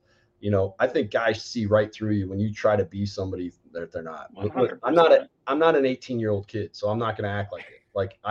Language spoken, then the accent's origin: English; Denver, Colorado, United States; moved away; when I grew up in Denver